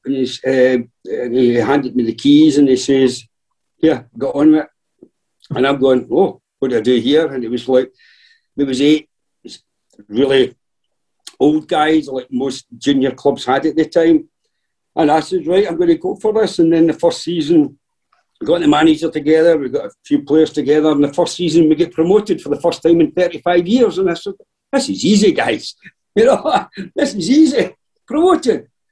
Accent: Galston, Scotland, United Kingdom; I was born and brought up in Galston, which is, you know, two towns down from Darvel.

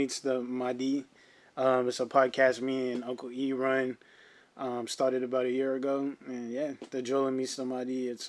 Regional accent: Uganda; moved away; we're both African. Ibrahima's from the Gambia. I'm from Uganda. The name comes from our tribes, specifically our father's tribes

